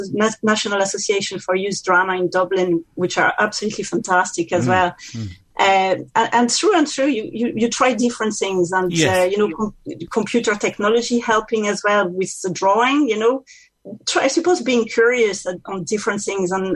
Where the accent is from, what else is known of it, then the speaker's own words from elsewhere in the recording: France; accent: French; English is a second language; now in County Meath, Ireland; it's very clear that I'm French from my accent